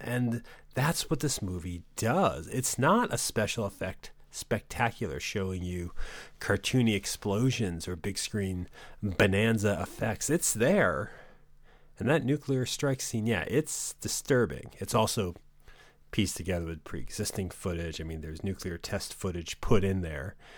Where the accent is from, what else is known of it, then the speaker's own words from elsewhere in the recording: New England, United States; growing up in New England